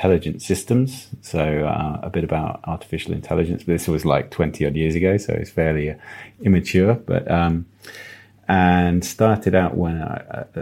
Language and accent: English; Devon, South West England, United Kingdom; moved away; also born or lived in Plymouth / Midlands; I'm a bit of a country boy. I grew up in Devon.